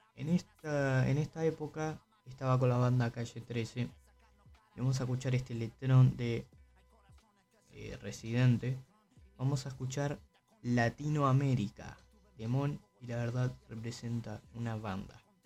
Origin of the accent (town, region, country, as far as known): Uruguay